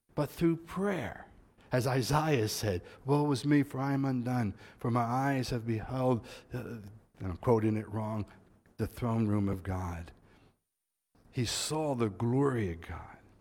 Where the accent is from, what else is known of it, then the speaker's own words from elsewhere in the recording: United States; moved away; as an American